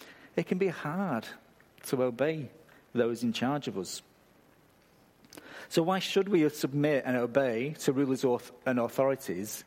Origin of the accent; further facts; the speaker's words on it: England, United Kingdom; moved away; I come from a country where you apologise when somebody else bumps into you